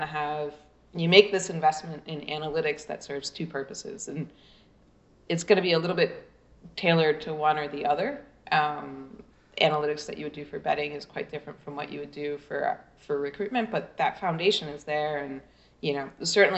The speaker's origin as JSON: {"language": "English", "country": "United States", "said": "I'm American"}